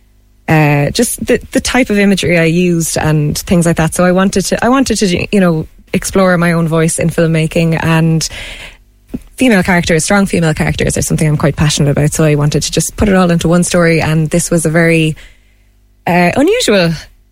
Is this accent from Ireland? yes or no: yes; Ireland; being an Irish person